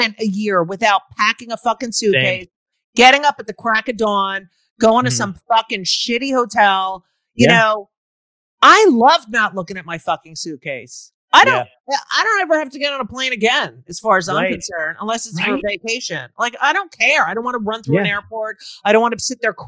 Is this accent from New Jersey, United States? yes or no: yes; Clark, New Jersey, United States; I grew up in Clark